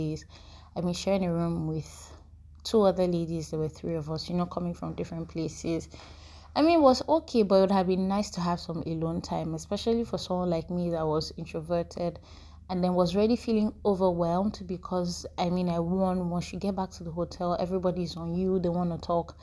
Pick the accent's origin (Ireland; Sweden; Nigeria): Nigeria; we're Nigerian